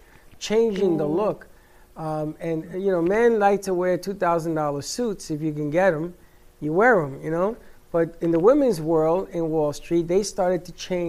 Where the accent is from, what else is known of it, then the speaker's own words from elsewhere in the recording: New York City, New York, United States; growing up in the Bronx, in the South Bronx